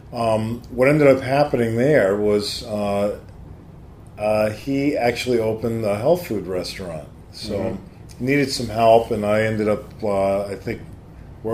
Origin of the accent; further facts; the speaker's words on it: New York area, United States; I grew up here in the New York area